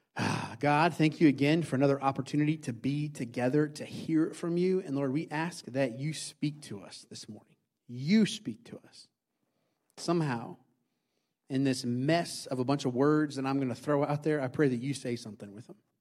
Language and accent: English; Indiana, United States; moved away; I grew up in Indiana